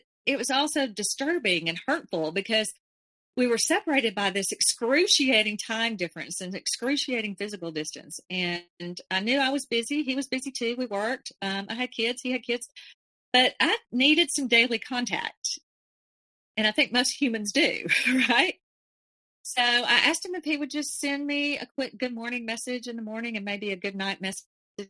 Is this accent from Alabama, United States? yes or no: yes; Alabama, United States; I was from Alabama